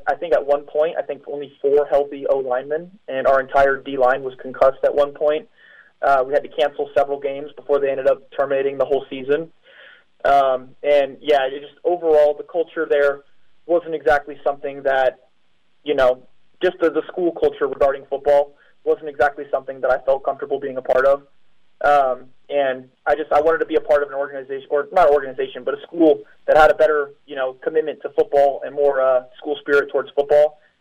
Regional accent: United States; moved away as an adult; now in Poland; I am the American

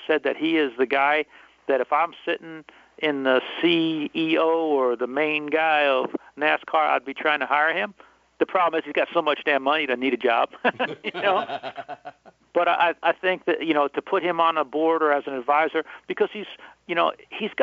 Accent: New Jersey, United States; I'm from Jersey

